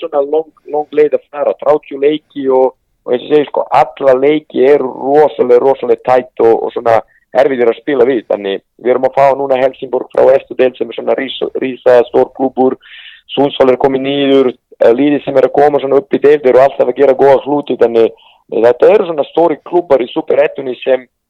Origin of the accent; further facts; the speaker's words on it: Serbia; Icelandic is a second language; moved away as an adult; also born or lived in Iceland; now in Sweden; við erum fyrst komnið frá Serbíu til Íslands